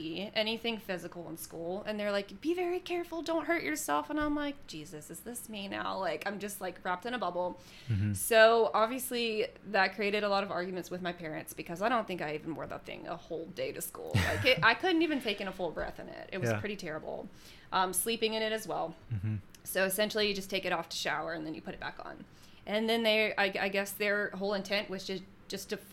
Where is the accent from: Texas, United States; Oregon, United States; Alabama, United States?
Alabama, United States; born or raised there; now in Jacksonville, United States